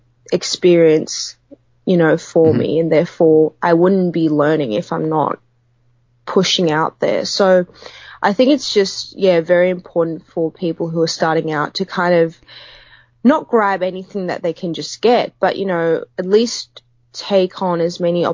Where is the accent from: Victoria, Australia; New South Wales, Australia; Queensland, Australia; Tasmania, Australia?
New South Wales, Australia; Sydney; I'm originally from Sydney